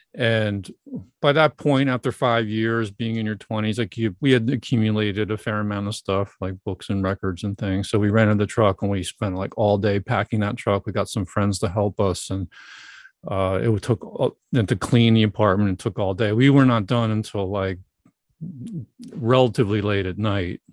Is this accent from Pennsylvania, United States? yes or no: yes; Broomall, Pennsylvania, United States; moved away as an adult; also born or lived in Texas / St. Louis, Missouri; I grew up in Broomall uh, and didn't move until my senior year of college